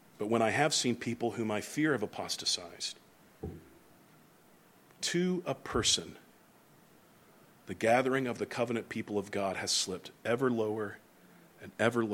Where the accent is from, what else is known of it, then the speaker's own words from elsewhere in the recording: the South, United States; moved away; also born or lived in New England; the ones I grew up around in the South